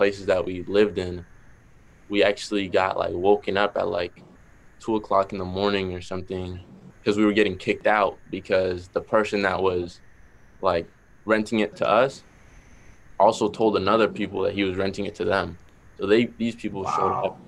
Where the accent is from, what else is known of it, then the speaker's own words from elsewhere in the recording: Boston, Massachusetts, United States; accent: Boston; my Boston accent